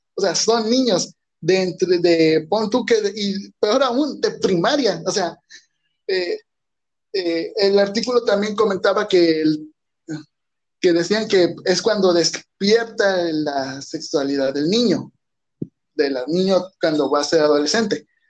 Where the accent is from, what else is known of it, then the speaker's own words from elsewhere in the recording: Mexico; como mexicano, yo creo que entiendo, tal vez no vivo en el centro de México, vivo donde ni siquiera llegan los temblores